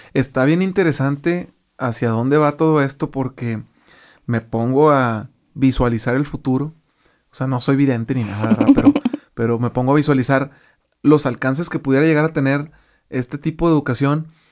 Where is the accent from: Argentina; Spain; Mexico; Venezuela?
Mexico; como muchos mexicanos hacemos eso